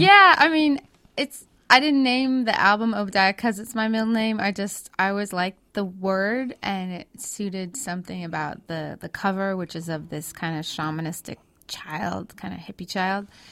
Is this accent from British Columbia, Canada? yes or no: yes; Vancouver, British Columbia, Canada; also born or lived in Kootenays, British Columbia; I grew up in Canada, um, but most of my family lives in states. And there's an area that we lived in in British Columbia called the Kootenays